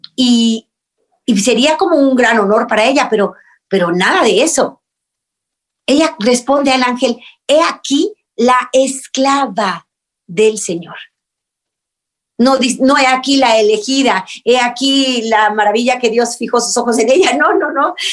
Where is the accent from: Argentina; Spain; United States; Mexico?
Mexico; en México, en mi país